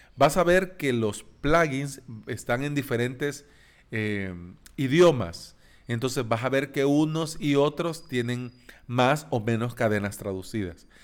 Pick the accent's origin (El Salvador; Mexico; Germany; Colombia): El Salvador; en países como El Salvador, nosotros hablamos de vos